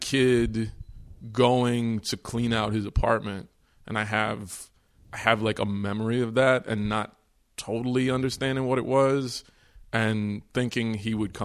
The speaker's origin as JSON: {"language": "English", "region": "Texas", "country": "United States", "tie": "born or raised there", "also_born_or_lived": "New York", "said": "I was born in New York, but I grew up in Texas"}